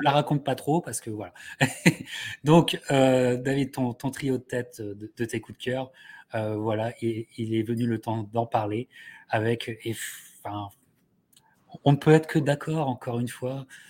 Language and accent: French; France; en tant que Français